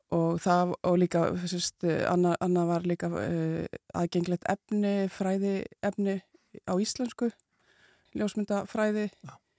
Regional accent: Sweden; now in Iceland; ég var sem unglingur eh, í, sem sagt, í Svíþjóð eh, ólst upp í Svíþjóð

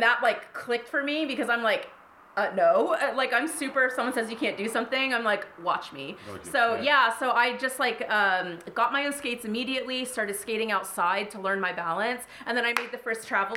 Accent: Columbus, Ohio, United States; moved away as an adult; also born or lived in Florida; I grew up in Columbus, Ohio

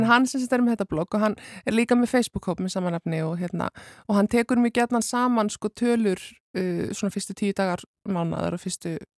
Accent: Southern Peninsula, Iceland; Ég er frá Suðurnes.

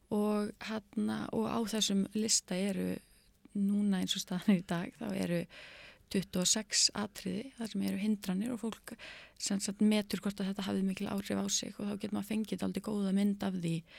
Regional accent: Akureyri, Northeastern Region, Iceland; also born or lived in United States; ég er akkuröringur og var stúdent frá mennskólanum akkuröri

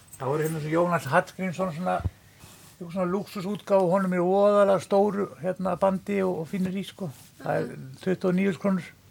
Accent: Villingaholtshreppur, Flói, east of Selfoss, Southern Region, Iceland; moved away; Ég er úr Flóanum, ég er úr hérna Villingahóldsreppi sem er fyrir austan Selfos

